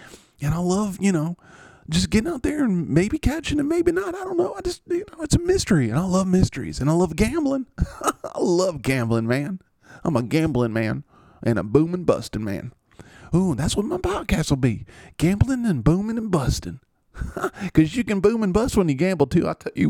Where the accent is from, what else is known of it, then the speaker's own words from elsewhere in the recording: the South, United States; And I'm like, because this is just how I sound. I'm from the South.